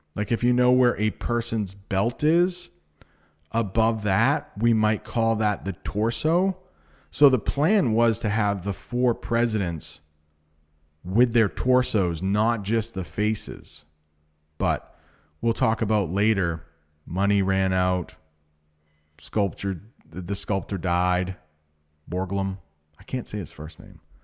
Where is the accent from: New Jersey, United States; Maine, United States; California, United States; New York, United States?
Maine, United States; I am from Maine, which is really close to Canada.